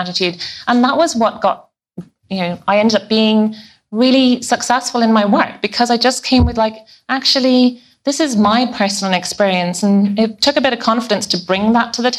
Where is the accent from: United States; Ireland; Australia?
Ireland; I'm Irish. I'm really proud of the fact that I'm Irish